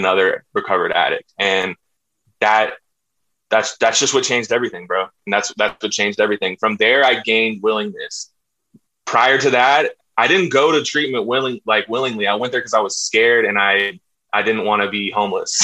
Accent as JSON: {"language": "English", "town": "Austin", "region": "Texas", "country": "United States", "tie": "born or raised there", "said": "I'm from Austin, Texas, very liberal place, very different, grew up in a hippie family."}